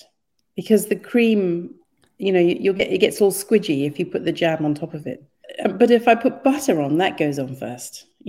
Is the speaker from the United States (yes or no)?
no; Kenya; because I was born and brought up in Kenya.